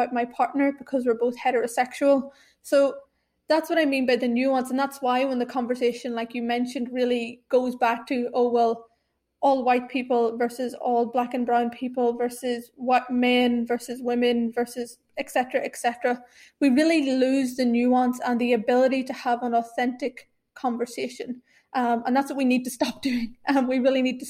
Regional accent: Ireland; moved away as an adult; also born or lived in Sri Lanka; now in London, United Kingdom; I've been raised in Ireland my entire life. I now live in London

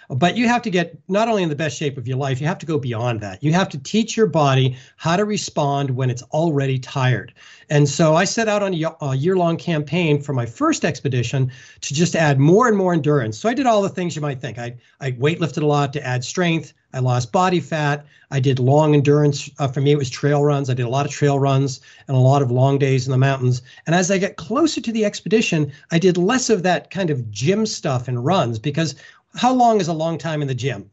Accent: Concord, Massachusetts, United States; I grew up in Concord, Massachusetts, pretty flat.

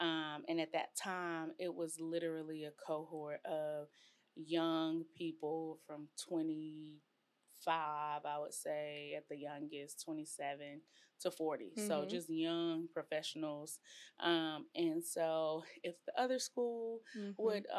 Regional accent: North Carolina, United States; moved away as an adult; also born or lived in College Station, Texas; now in Waco, United States; we are not native. We are from North Carolina. And we moved to Texas in 2015.

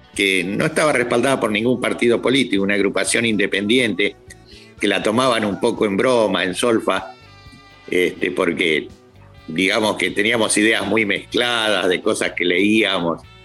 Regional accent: La Plata, Buenos Aires Province, Argentina; vine de chico a La Plata. Mis padres vinieron a trabajar acá a La Plata

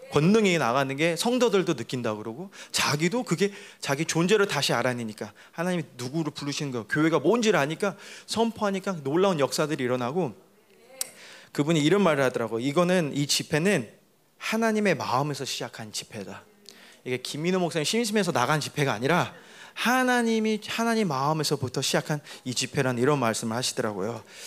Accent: Paraguay; 나는 그냥 파라과에서 자라서

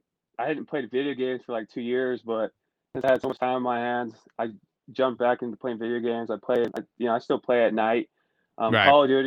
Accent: Utah, United States; I went home. I'm from Utah. For those of you who don't know that, I am from Utah.

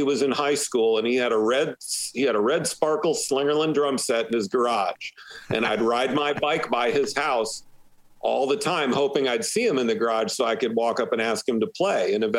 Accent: Illinois, United States; also born or lived in Michigan; when I was about 9 years old, we moved from Michigan to Illinois.

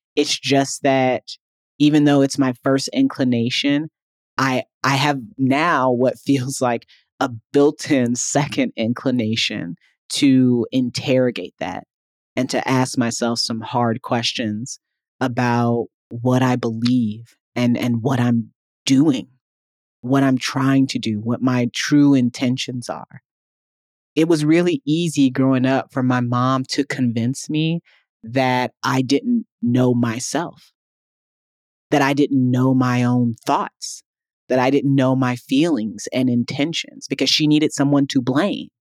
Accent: Midwest, United States; a young Black girl growing up in the Midwest

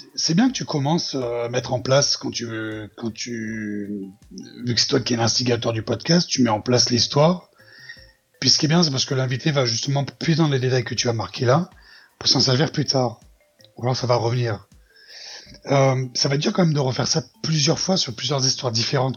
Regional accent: near Marseille, Provence-Alpes-Côte d'Azur, France; moved away as an adult; now in Switzerland; je suis français, je viens du sud de la France, à côté de Marseille, et j'ai euh, tout quitté pour partir en Suisse il y a plus de dix ans

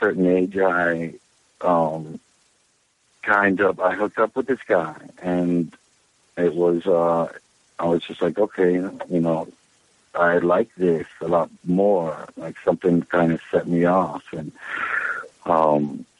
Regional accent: Charleston, West Virginia, United States; born or raised there; now in New York City, United States

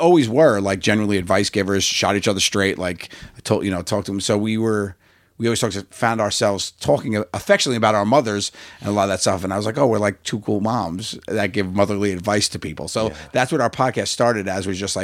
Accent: New York City, New York, United States; growing up in Staten Island

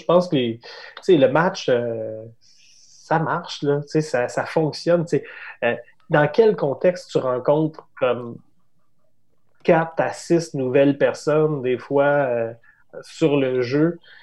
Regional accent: Quebec, Canada; accent: Québécois; je suis québécois

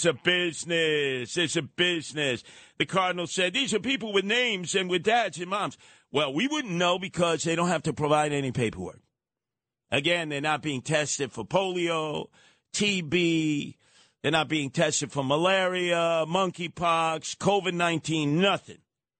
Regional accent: Canarsie, New York, United States; not far from where I grew up in Canarsie. Canarsie's on the other side of the tracks at Linden Boulevard.

